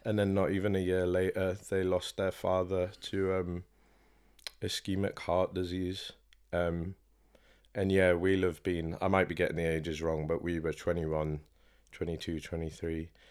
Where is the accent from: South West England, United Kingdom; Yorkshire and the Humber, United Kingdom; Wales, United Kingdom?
Yorkshire and the Humber, United Kingdom; York; born and bred in York